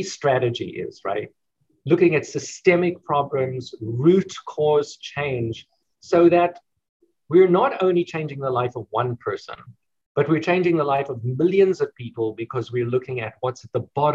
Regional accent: South Africa; now in United States; in South Africa, actually my home country

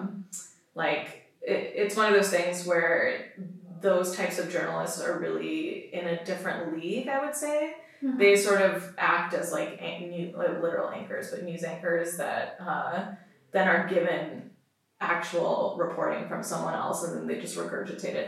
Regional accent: Pakistan; Pakistan as my home country

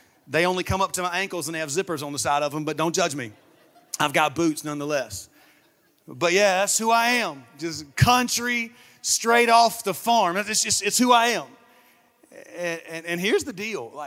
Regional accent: Saluda, South Carolina, United States; now in Augusta, United States; I'm actually from a small town in South Carolina, about an hour from here, called Saluda, South Carolina. That's where I'm from. It's where I was born. It's where I was raised. I grew up there on my parents' farm.

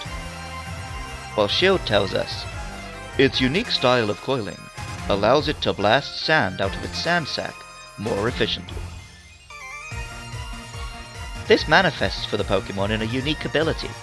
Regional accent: United Kingdom; as a Brit

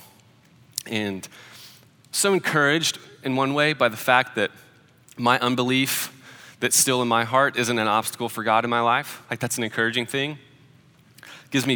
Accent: Nashville, Tennessee, United States; Nashville. I got to get out of my hometown

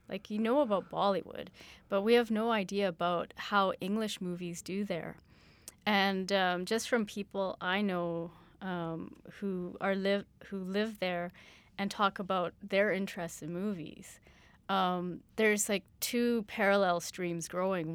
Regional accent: Canada

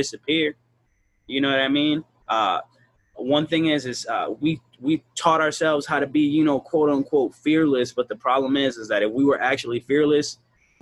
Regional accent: Chicago, Illinois, United States; I'm from Chicago. I'm from the hood.

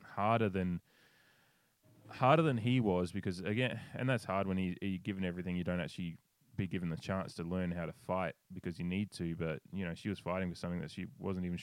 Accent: Australia; as an Australian

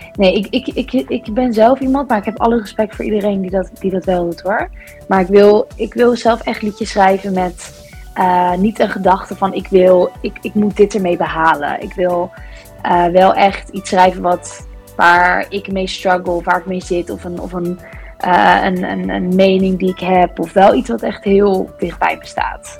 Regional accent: East Grinstead, South East England, United Kingdom; now in Netherlands; ik ben geboren in East Grinstead in eh, Sussex, dus het zuiden van eh, Engeland

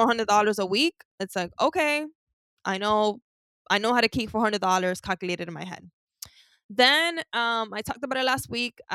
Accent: New York City, New York, United States; I grew up with a lot of shopping. I'm from Harlem, so a lot of trips to El Mundo, which is a store

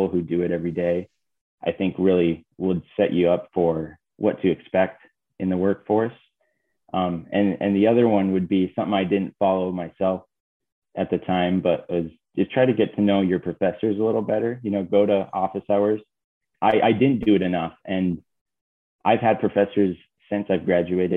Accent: Iron Mountain, Michigan, United States; growing up in Iron Mountain

